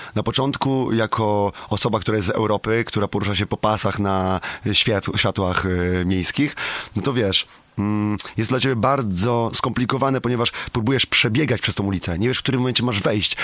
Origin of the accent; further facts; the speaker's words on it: Słubice, Lubusz Voivodeship, Poland; u mnie w Subicach w moim mieście